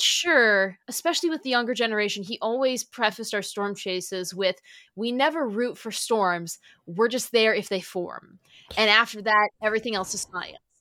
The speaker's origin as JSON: {"language": "English", "region": "Michigan", "country": "United States", "tie": "born or raised there", "also_born_or_lived": "Sioux City, Iowa / Valparaiso, Indiana", "moved": "as an adult", "said": "my home state"}